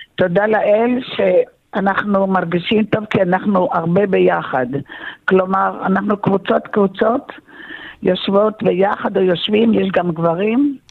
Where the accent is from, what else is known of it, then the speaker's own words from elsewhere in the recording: Tel Aviv, Tel Aviv District, Israel; now in Rehovot, Israel; אני נולדתי בתל אביב